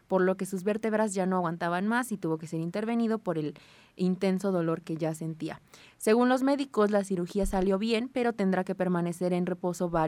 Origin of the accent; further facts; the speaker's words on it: Puebla, Mexico; Pues es que siendo poblano, estando tan cerquita del Coloso de Maravillas, pues cómo no tenerle un poquitito de amor al Club Puebla